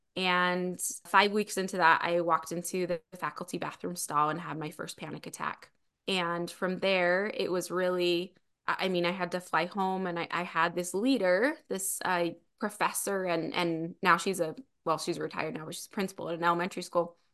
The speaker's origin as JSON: {"language": "English", "town": "Springville", "region": "Utah", "country": "United States", "lives_now": "Spanish Fork, United States", "said": "I am originally from Springville, Utah. I live in Spanish Fork, Utah now"}